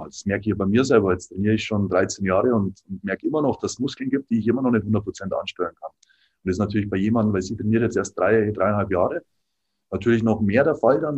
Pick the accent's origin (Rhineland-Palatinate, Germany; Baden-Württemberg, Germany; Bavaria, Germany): Bavaria, Germany; Dingolfing; moved away as an adult; also born or lived in Landshut; now in Nuremberg, Germany; ich bin eigentlich aus Landshut, quasi Niederbayern. Ähm, eigentlich noch tiefer quasi in Dingolfing